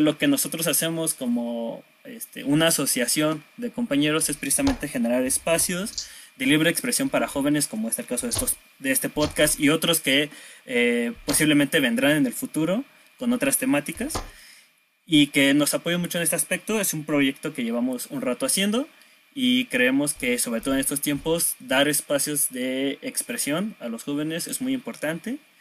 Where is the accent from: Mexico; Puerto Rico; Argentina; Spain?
Mexico; State of Mexico; yo soy del Estado de México